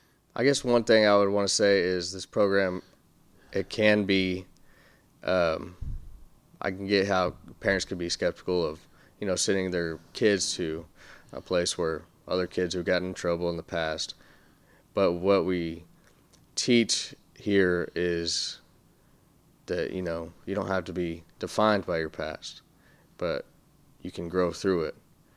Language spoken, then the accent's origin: English; Amarillo, Texas, United States; moved away as an adult; now in Deep East Texas, United States; I grew up in Amarillo, and I moved over here about a year and a half ago.